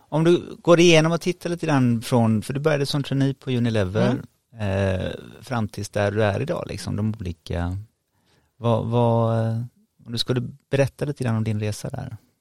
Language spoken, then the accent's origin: Swedish; Sweden; som svensk